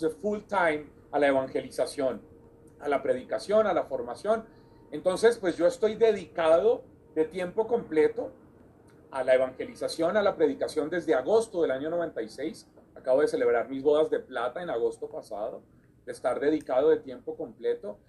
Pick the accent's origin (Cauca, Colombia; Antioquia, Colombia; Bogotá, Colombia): Bogotá, Colombia; de la ciudad capital donde yo nací, en Bogotá